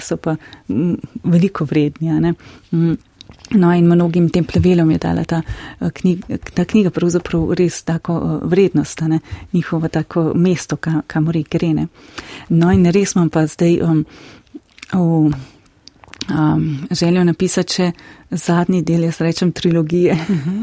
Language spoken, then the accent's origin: Slovenian; Slovenia; smo tukaj slovenci